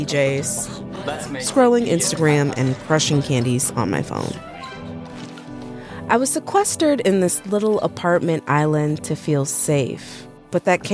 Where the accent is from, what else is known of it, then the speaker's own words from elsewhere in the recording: Buffalo, New York, United States; moved away as an adult; I moved to my hometown, Buffalo, New York